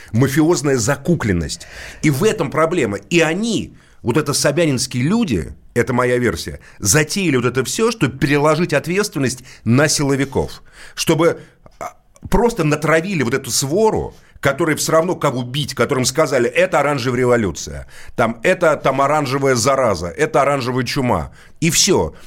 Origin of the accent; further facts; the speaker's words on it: Moscow, Russia; я родился в Москве, это мой родной город